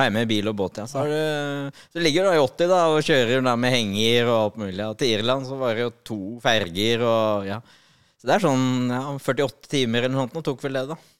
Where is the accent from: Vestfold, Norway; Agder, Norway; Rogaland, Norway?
Vestfold, Norway; Nøtterøy; Jeg er oppvokst på Nøtterøy